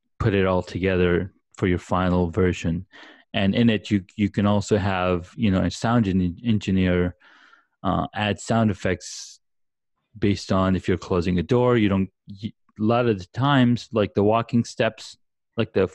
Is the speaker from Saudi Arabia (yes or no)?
yes; Saudi Arabia; moved away; I grew up back in Saudi Arabia